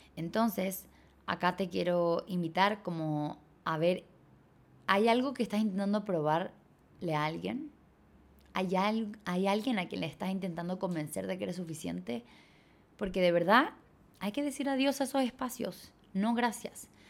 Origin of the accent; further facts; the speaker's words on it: Chile; moved away as an adult; also born or lived in Bali; cuando me fui de Chile